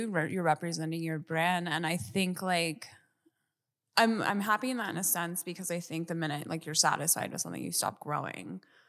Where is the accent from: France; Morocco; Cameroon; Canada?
France; Paris, Île-de-France; moved away; also born or lived in Tallahassee, Florida, United States; I haven't performed like a proper show in Paris, like my hometown, in a while.